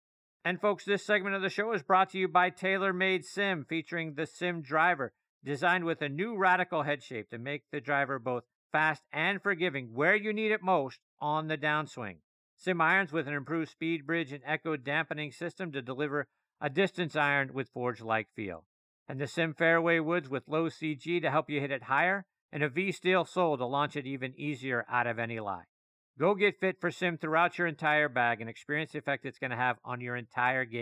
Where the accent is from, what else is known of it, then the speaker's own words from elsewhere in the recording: Pittsburgh, Pennsylvania, United States; my hometown of Pittsburgh